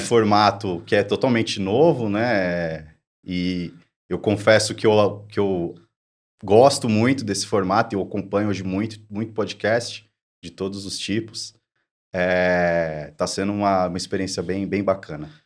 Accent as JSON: {"language": "Portuguese", "town": "São Bernardo do Campo", "region": "São Paulo", "country": "Brazil", "said": "eu sou de São Bernardo do Campo"}